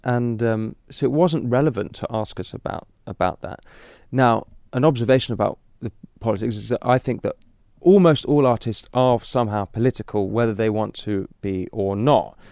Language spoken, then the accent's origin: English; London, United Kingdom; I'm really a, a city boy, you know, I'm from London.